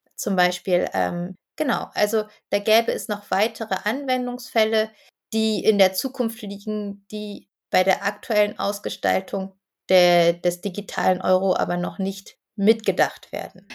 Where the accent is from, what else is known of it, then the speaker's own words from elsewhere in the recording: Berlin, Germany; also born or lived in Bamberg; Ich bin in Berlin aufgewachsen und lebe seit 2013 wieder hier.